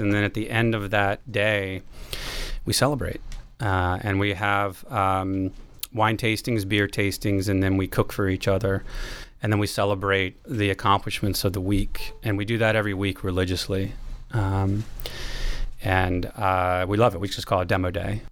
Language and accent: English; Baltimore, Maryland, United States; moved away as an adult; also born or lived in Washington, D.C.; now in San Francisco Bay Area, United States; I lived in D C, uh, but I'm from Baltimore